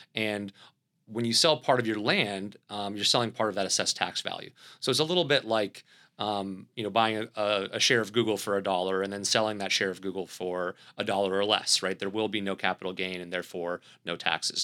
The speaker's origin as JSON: {"language": "English", "region": "the South", "country": "United States", "accent": "Southern", "said": "my Southern accent"}